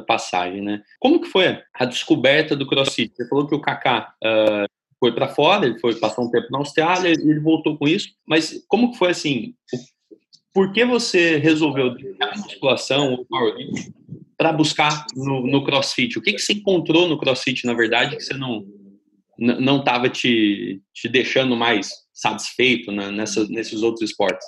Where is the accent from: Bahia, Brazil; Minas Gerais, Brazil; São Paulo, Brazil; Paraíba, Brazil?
São Paulo, Brazil; São Carlos; muito perto da cidade onde eu nasci, da cidade de São Carlos